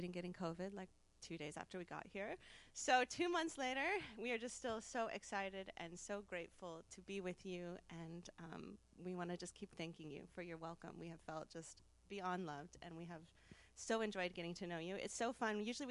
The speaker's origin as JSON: {"language": "English", "town": "South Bend", "region": "Indiana", "country": "United States", "tie": "born or raised there", "moved": "yes", "said": "I'm from Northern Indiana, so maybe not Midwest, what some people say, but Northern Indiana, South Bend area, home of Notre Dame, our one claim to fame. And I grew up in the church"}